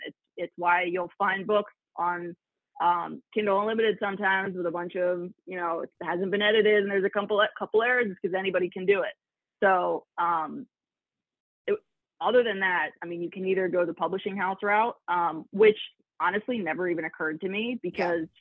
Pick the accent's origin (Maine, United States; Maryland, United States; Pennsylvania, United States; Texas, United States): Pennsylvania, United States; Philadelphia; I'm from Philly, uh, born and raised either in the suburbs or in the actual city